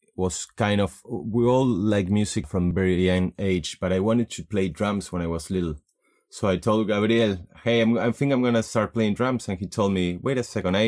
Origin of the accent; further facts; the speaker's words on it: Patagonia, Argentina; also born or lived in Boston; now in Buenos Aires, Argentina; we're both from Patagonia. We came to Buenos Aires to study, then I went to Boston to study, then I came back here.